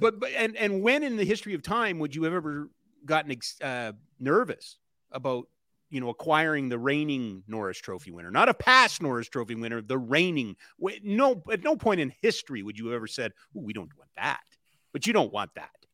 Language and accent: English; Edmonton, Alberta, Canada; growing up in Edmonton